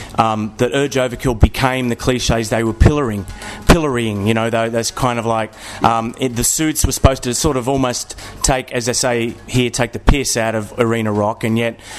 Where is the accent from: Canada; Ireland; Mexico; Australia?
Australia; I'm Australian.